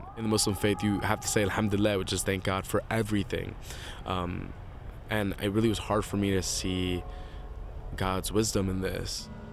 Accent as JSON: {"language": "English", "town": "New York City", "region": "New York", "country": "United States", "moved": "as an adult", "lives_now": "Chicago, United States", "said": "I'm from Brooklyn, New York"}